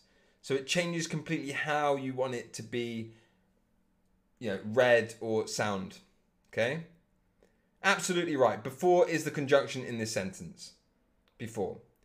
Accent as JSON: {"language": "English", "region": "England", "country": "United Kingdom", "said": "I'm English"}